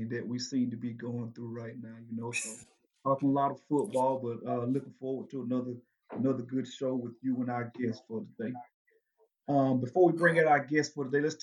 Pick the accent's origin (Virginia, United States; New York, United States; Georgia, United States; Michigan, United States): Georgia, United States; Dublin; my hometown, Dublin, Georgia